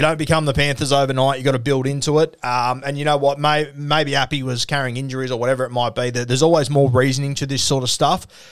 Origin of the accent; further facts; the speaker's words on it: Australia; as an Aussie